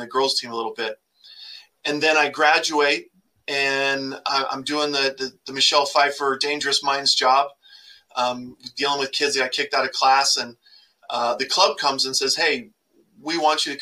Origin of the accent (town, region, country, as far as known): Grand Junction, Colorado, United States; born or raised there; also born or lived in Hemet, California